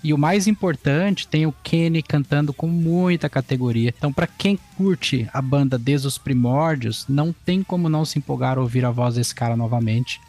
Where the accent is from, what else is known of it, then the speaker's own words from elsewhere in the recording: São Paulo, Brazil; now in Rio Grande do Sul, Brazil; eu sou natural de São Paulo, capital, mas eu moro aqui no Rio Grande do Sul